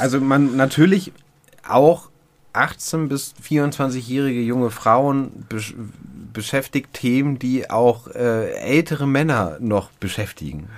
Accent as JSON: {"language": "German", "region": "Hamburg", "country": "Germany", "tie": "born or raised there", "said": "Und ich bin ja nun wie du ein Kind der Großstadt, der Hamburger norddeutschen Großstadt"}